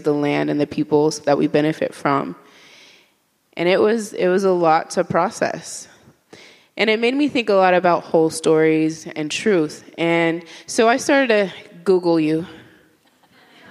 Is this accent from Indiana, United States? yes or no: yes; Indiana, United States; I grew up in Indiana, and you don't know some of the people I grew up around